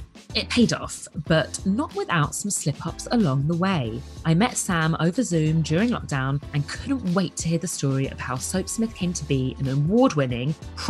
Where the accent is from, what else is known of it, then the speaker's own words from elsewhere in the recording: London, United Kingdom; a fellow Londoner